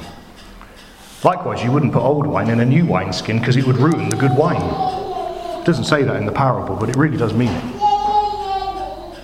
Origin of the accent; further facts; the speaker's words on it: Bristol, South West England, United Kingdom; accent: Bristolian; now in Basildon, United Kingdom; my funny Bristolian accent